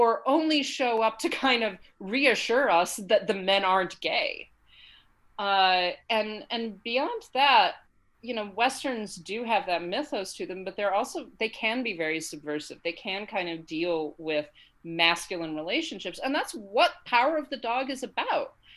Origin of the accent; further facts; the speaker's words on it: United States; moved away; also born or lived in United Kingdom; As an American who lived in Britain for quite some time